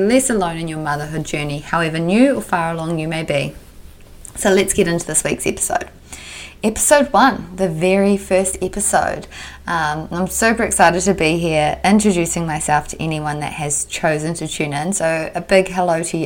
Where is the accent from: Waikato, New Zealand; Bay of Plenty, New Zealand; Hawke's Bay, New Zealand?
Bay of Plenty, New Zealand; Tauranga; also born or lived in Auckland / Sydney; So I grew up in New Zealand. Luke and I both actually grew up here in Tauranga, amazing place to grow up